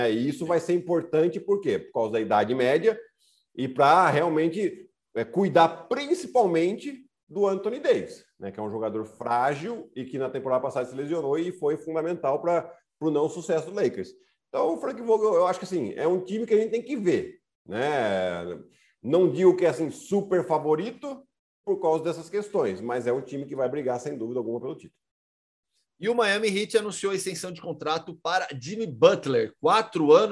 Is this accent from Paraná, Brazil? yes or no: no; Piracicaba, São Paulo, Brazil; Eu cresci vendo ela jogar lá em Piracicaba também